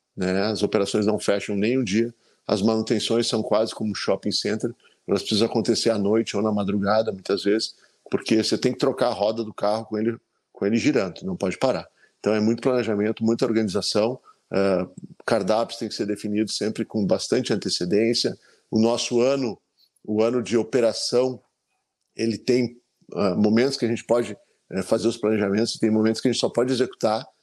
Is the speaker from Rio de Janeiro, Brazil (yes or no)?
no; Gramado, Rio Grande do Sul, Brazil; voltar para minha terra natal